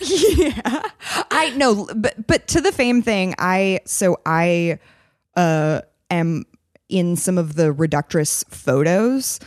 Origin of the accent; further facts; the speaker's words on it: San Francisco, California, United States; I'm from San Francisco